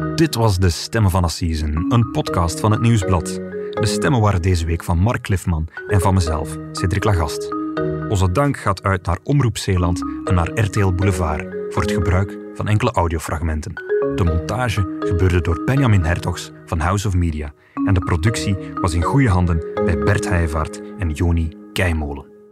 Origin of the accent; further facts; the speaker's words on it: Flanders, Belgium; Bij ons in Vlaanderen